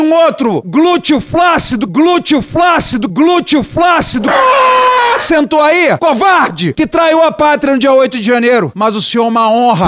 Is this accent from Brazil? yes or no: yes; Brazil; sou brasileiro